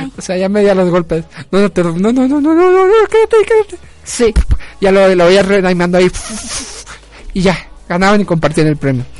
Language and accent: Spanish; Mexico; como mexicanos